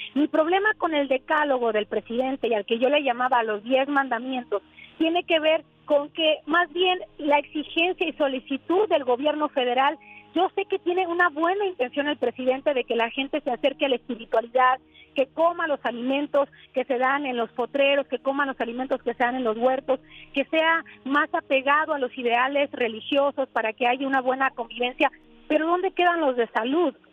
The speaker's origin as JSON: {"language": "Spanish", "region": "Sonora", "country": "Mexico", "also_born_or_lived": "United States", "moved": "as an adult", "said": "yo soy originaria de Sonora, trabajo para la televisora"}